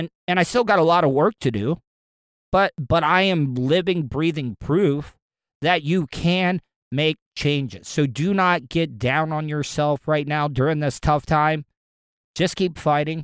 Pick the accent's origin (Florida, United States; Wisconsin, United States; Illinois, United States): Florida, United States; De Leon Springs; I grew up in De Leon Springs, small little town in northwest Volusia County